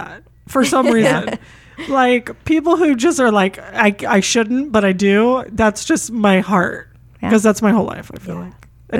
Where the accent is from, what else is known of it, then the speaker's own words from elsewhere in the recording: Sacramento, California, United States; also born or lived in Alameda County; I'm like, born and raised in Sacramento. I say I was born and raised in Sacramento because like I was there for like 2 seconds.